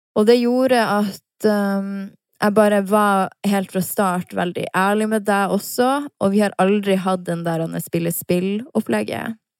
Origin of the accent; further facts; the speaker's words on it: Harstad, Troms, Norway; now in Oslo, Norway; når jeg er hjemme i Harstad